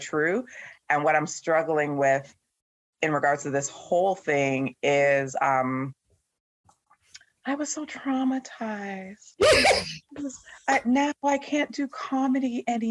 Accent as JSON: {"language": "English", "country": "Canada", "accent": "Canadian", "said": "my Canadian accent"}